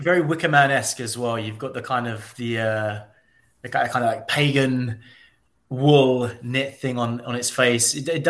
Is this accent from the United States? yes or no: no; United Kingdom; a lot of people would think that I'm American and kind of shocked when I'm British, especially at Comic-Cons.